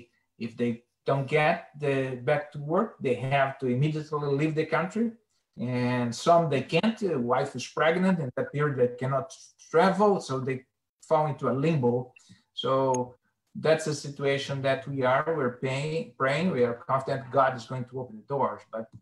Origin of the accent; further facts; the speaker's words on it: São Paulo, Brazil; English is a second language; And we are mostly from Sao Paulo.